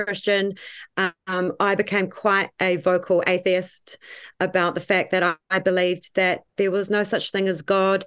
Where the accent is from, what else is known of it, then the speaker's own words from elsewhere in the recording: Tauranga, Bay of Plenty, New Zealand; now in Waihi, New Zealand; I am originally from Tauranga, over those ways